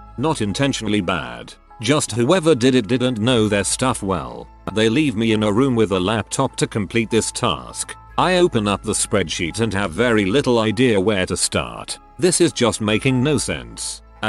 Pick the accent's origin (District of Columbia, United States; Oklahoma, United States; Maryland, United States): Maryland, United States; I grew up in Maryland.